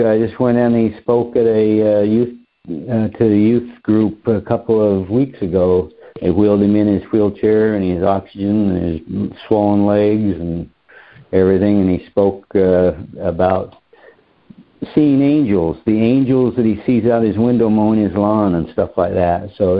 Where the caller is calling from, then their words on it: Lake Havasu City, Arizona, United States; I'm calling from Lake Havasu City, Arizona.